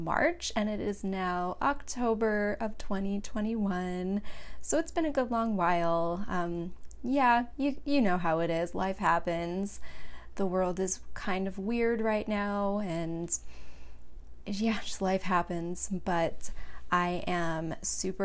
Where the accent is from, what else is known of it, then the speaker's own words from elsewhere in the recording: Long Beach, California, United States; moved away as an adult; now in Phoenix, United States; I was born and raised in California, Southern California, Long Beach in particular